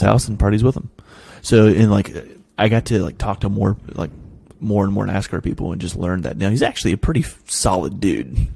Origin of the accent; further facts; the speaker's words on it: Ross County, Ohio, United States; moved away; also born or lived in Delaware; Where I'm from in Ohio, it is not flat. I'm I live in I, I live in an area called the Scioto Valley. Like Ross County